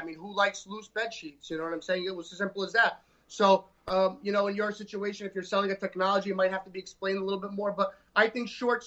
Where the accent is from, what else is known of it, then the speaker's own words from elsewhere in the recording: New York City, New York, United States; We're from Staten Island